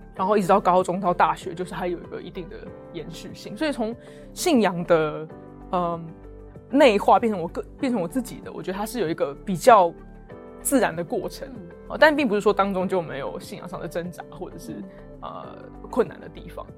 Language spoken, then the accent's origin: Chinese; Taipei, Taiwan; moved away as an adult; also born or lived in Oxford, United Kingdom; 我从小就在台北长大这样子，然后住过台北很多不同的地方，但基本上在台北这个地方，呃，成长。然后我，呃，在一个很小的教会叫做台北行道会